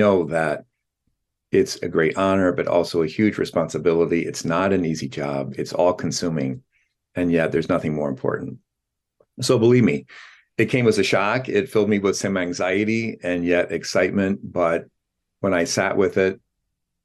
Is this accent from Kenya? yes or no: no; La Porte, Indiana, United States; our hometown of LaPorte, Indiana